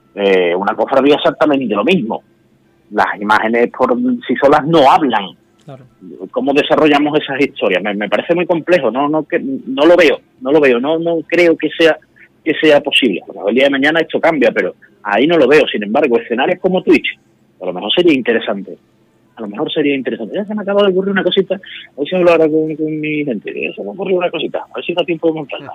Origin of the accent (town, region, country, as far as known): Seville, Andalusia, Spain; moved away as an adult; now in Madrid, Spain